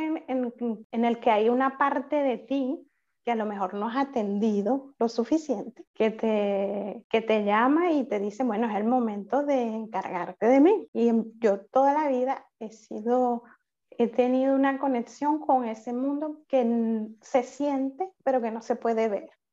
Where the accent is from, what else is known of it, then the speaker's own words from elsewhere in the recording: Venezuela; moved away as an adult; now in Paris, France; yo soy venezolana, actualmente resido en, París, Francia